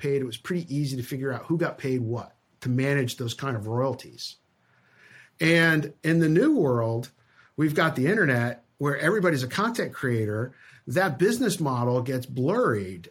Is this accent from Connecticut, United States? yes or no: yes; Connecticut, United States; I grew up in Connecticut, out of, out of New York.